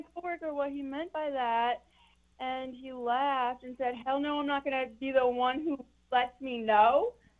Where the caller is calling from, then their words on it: Chesapeake, Virginia, United States; I am calling from Chesapeake.